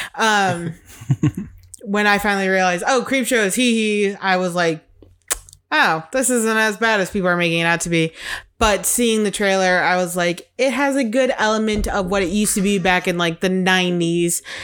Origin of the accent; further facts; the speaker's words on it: Chicago, Illinois, United States; moved away; growing up in Chicago